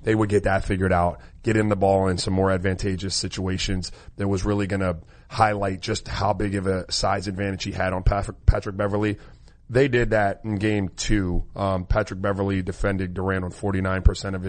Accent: U.S. Virgin Islands; moved away; I was born in St. Croix in the Virgin Islands

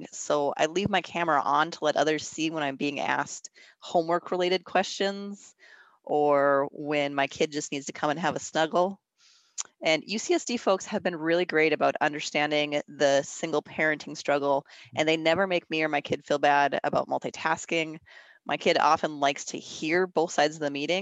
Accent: Minnesota, United States; moved away as an adult; I am originally from Minnesota, so for me it was moving back home

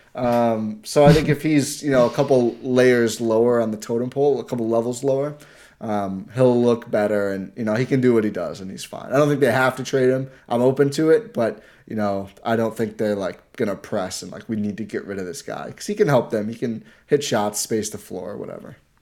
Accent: Wisconsin, United States

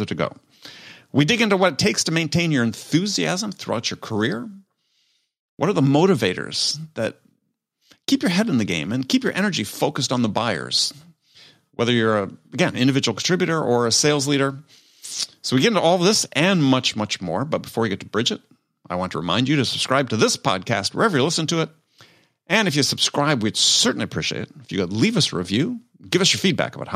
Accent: Wisconsin, United States; I'm a Midwestern kid. I grew up in Wisconsin

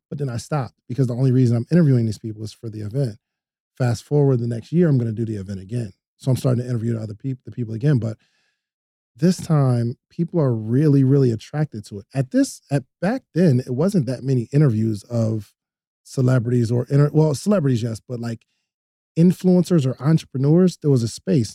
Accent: New Jersey, United States; now in Atlanta, United States; I'm from New Jersey originally

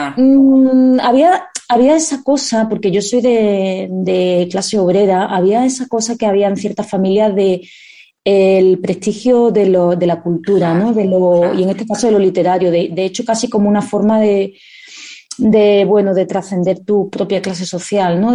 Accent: Seville, Andalusia, Spain; accent: southern Spain; also born or lived in Madrid; Yo cumplí los tres años en Sevilla. Yo me siento totalmente andaluza. Mi acento se nota, la gente lo notará si conoce el acento del sur de España

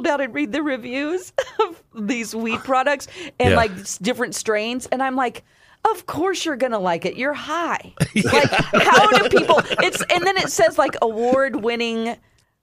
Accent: Ozark, Missouri, United States; This old house in my hometown of Ozark

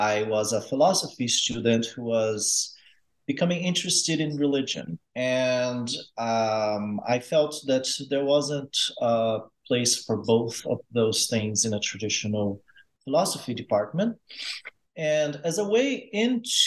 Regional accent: Brazil; moved away as an adult; now in United States; I grew up in Brazil. I grew up moving around a lot

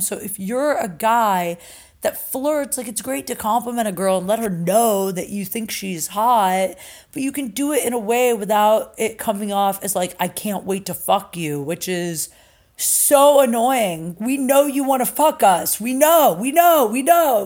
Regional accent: Canton, Ohio, United States; doing a show at my hometown, Canton, Ohio

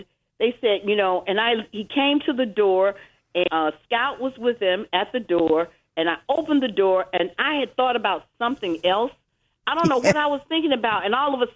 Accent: Atlanta, Georgia, United States; Atlanta, Georgia

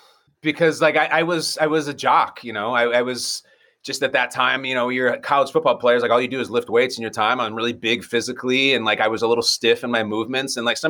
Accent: North Shore of Chicago, Illinois, United States; born or raised there

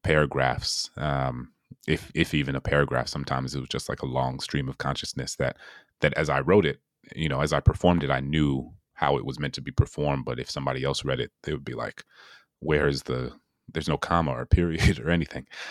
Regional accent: New Orleans, Louisiana, United States; my hometown in New Orleans

